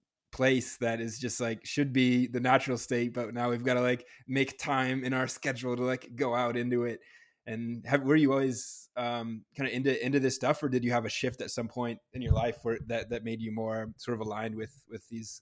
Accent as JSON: {"language": "English", "region": "New Hampshire", "country": "United States", "said": "I am from New Hampshire myself"}